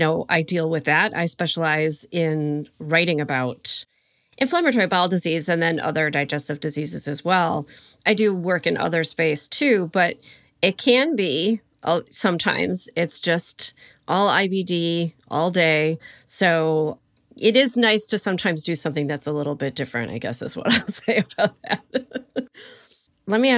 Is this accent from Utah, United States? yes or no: no; Mount Clemens, Michigan, United States; moved away as an adult; now in Connecticut, United States; I grew up in and around Mount Clemens, although now I live in Connecticut.